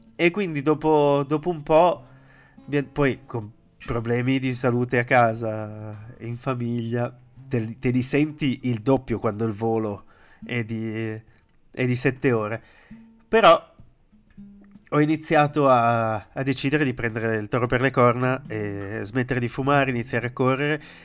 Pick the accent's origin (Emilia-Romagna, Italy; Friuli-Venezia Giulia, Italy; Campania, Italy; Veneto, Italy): Friuli-Venezia Giulia, Italy; Pordenone; moved away as an adult; also born or lived in London / Dubai / Amsterdam; now in Madrid, Spain; vorrei ricreare qui la stessa dinamica che avevo a Pordenone